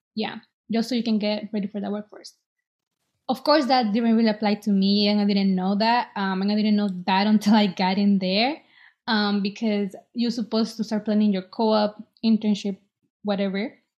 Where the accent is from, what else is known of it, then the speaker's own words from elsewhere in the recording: El Salvador; now in Boston, United States; I was born in El Salvador, and I'm 23. I live in Boston.